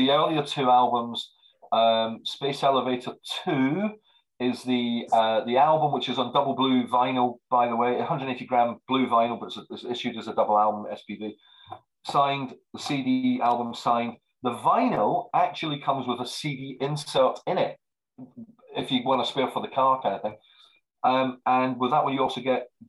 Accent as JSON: {"language": "English", "town": "Marlow", "region": "South East England", "country": "United Kingdom", "tie": "born or raised there", "said": "Marlow, which is my hometown"}